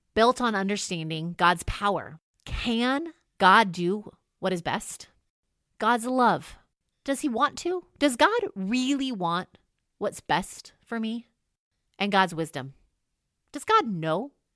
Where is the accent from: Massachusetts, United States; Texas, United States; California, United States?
California, United States; moved away as an adult; also born or lived in Illinois; I'm from California and have never seen snow fall from the sky before